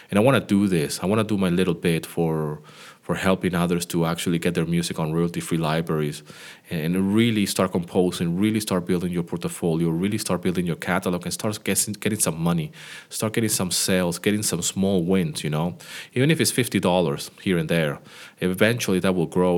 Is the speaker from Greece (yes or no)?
yes; Greece; my hometown where I live here in Greece.